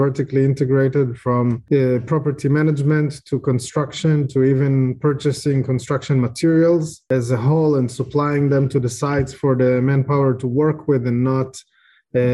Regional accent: Israel; also born or lived in Ukraine; I was born in Ukraine, which became an interesting piece of information lately. I grew up in Israel. I moved when I was a child. I grew up in Israel.

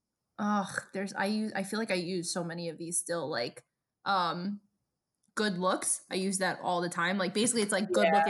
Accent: New York City, New York, United States; moved away; my accent to this day, I get made fun of, because naturally growing up in Brooklyn

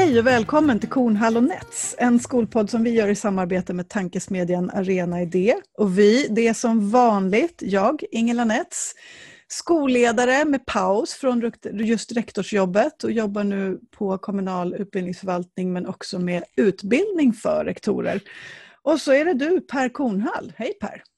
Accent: Södertälje, Stockholm County, Sweden; är min hemstad

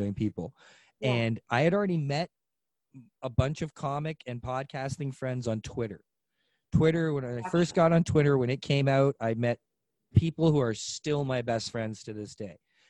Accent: Mississauga, Ontario, Canada; him and I grew up together here in Clarkson, over in Clarkson in Mississauga

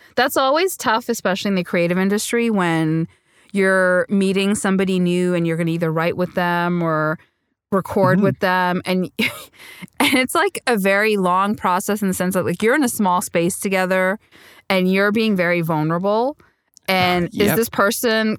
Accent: Montreal, Quebec, Canada; also born or lived in Sri Lanka; now in Toronto, Canada; I speak French because I grew up in Montreal when we immigrated here to Canada

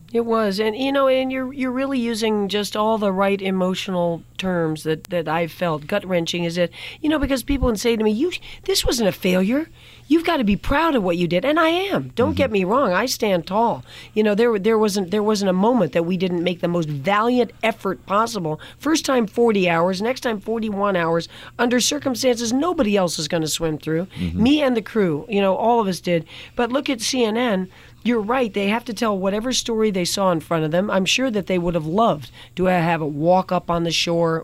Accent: New York City, New York, United States; moved away as an adult; also born or lived in France / Egypt; now in Los Angeles, United States; I was born in Manhattan. I had two foreign parents, and so I did spend time in their countries, which was France and Egypt

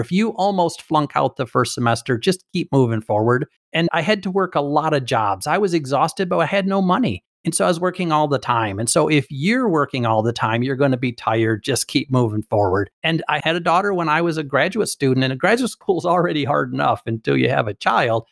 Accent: Michigan, United States; I'm from Michigan.

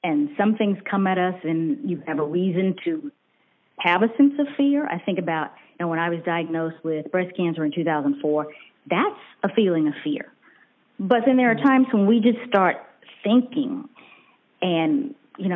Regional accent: Auburn, Alabama, United States; also born or lived in Tuscaloosa, Alabama; I grew up, in fact, in Auburn, Alabama

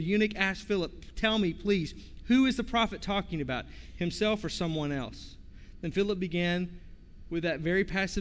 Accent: Arkansas, United States; moved away; I'm from Arkansas

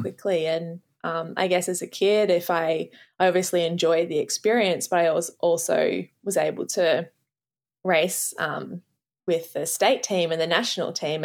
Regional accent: Australia; as an Australian

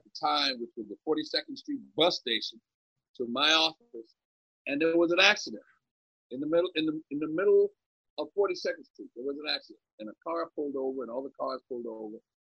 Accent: Philadelphia, Pennsylvania, United States; also born or lived in Scottsbluff, Nebraska / New York; I grew up in Philadelphia, went to school in Philadelphia

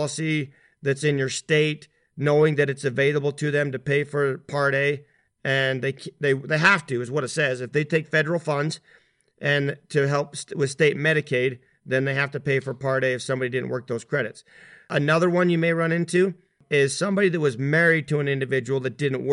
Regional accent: Utah, United States; here in Utah, where my home

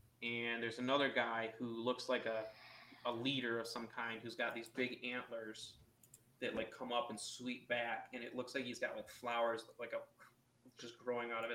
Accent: United States; I was born here. I was born in America

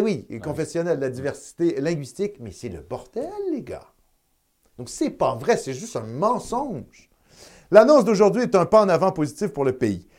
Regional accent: Quebec, Canada; en tant que Canadien français, en tant que Québécois de souche

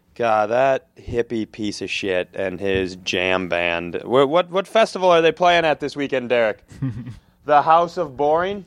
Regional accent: Worthington, Minnesota, United States; born or raised there; moved away

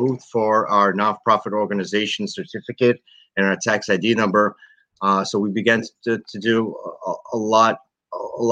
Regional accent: New York City, New York, United States; We were raised in Brooklyn, New York.

